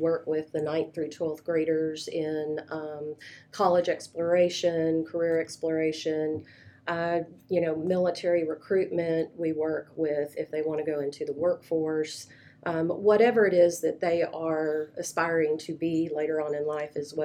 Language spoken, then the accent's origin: English; Plano, Texas, United States; I grew up in Plano, Texas